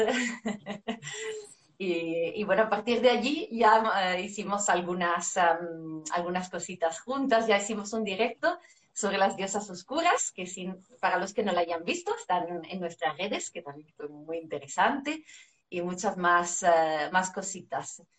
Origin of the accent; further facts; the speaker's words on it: Italy; Spanish is a second language; now in Spain; como italiana en España